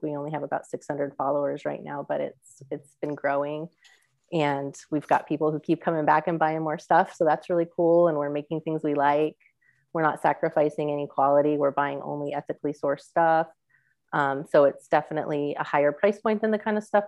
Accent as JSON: {"language": "English", "town": "Las Vegas", "region": "Nevada", "country": "United States", "tie": "born or raised there", "also_born_or_lived": "Wyoming / Tucson, Arizona", "moved": "yes", "lives_now": "Ohio, United States", "said": "I grew up in Las Vegas"}